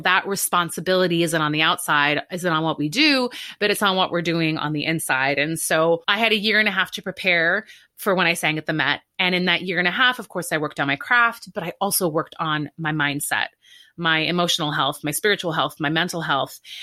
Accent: Canada; moved away as an adult; now in New York, United States; I grew up in Canada

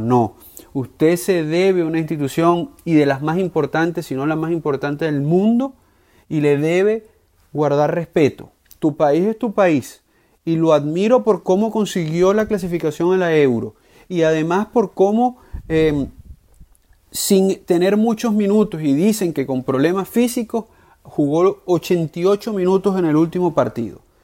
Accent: Venezuela; como venezolano

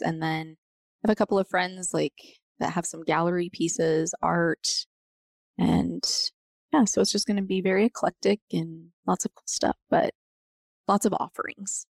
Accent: Montrose, Colorado, United States; moved away as an adult; now in Grand Junction, United States; I grew up in Montrose

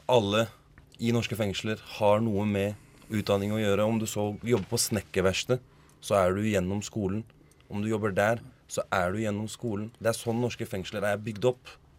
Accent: Norway; first language Norwegian; Jeg er norsk

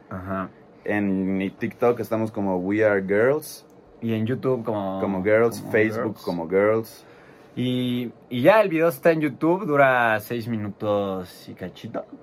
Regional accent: Guadalajara, Jalisco, Mexico; yo soy de Guadalajara. Pues como somos de México, nos hicimos amigos.

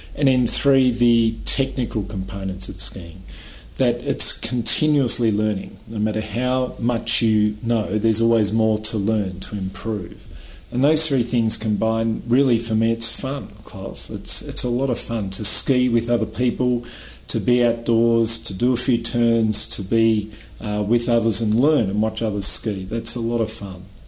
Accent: Australia; I was born in Australia, so I grew up around beaches.

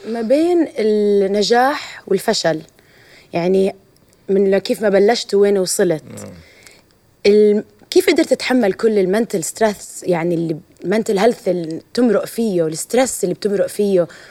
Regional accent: Jordan; also born or lived in Ramallah, Palestine; كفلسطينيه اردنيه عربيه

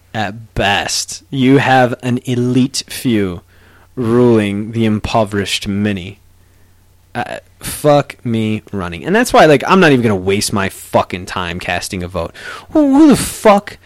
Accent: United States; even as an American

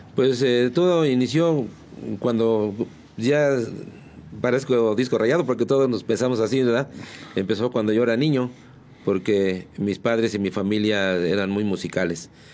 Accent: San Juan del Río, Querétaro, Mexico; Yo soy de San Juan del Río, yo nací en la, en la calle de Mina, en el número 49

